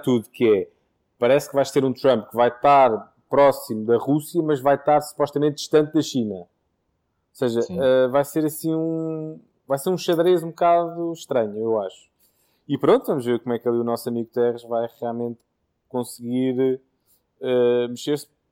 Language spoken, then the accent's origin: Portuguese; Portugal; Mas como português fico contente